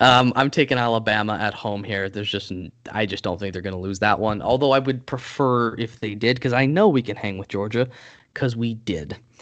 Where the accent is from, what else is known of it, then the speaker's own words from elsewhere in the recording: Canada; as a Canadian